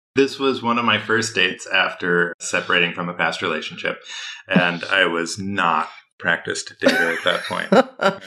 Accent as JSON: {"language": "English", "region": "Midwest", "country": "United States", "said": "I am from the Midwest"}